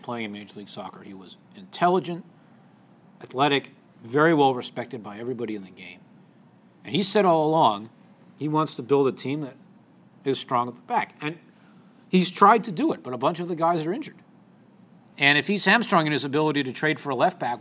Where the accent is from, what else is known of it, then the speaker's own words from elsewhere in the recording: Washington, District of Columbia, United States; I'm not from Philadelphia, usually. I'm from Washington, D.C.